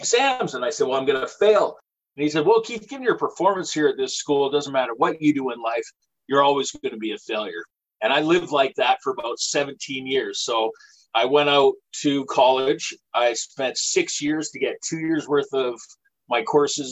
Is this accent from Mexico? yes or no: no; British Columbia, Canada; now in Nova Scotia, Canada; I'm from British Columbia originally. I currently live in Nova Scotia.